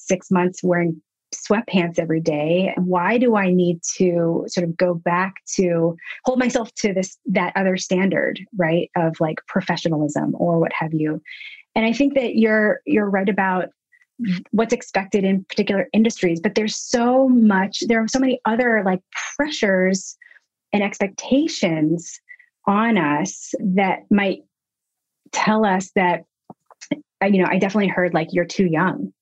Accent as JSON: {"language": "English", "town": "Nashville", "region": "Tennessee", "country": "United States", "moved": "yes", "lives_now": "Brooklyn, United States", "said": "I am from Nashville, Tennessee"}